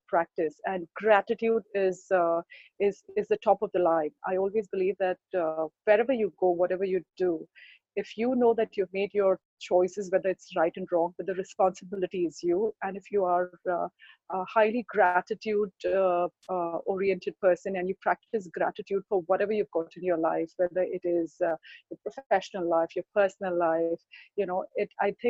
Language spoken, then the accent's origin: English; Mumbai, Maharashtra, India; I'm born and brought up in Mumbai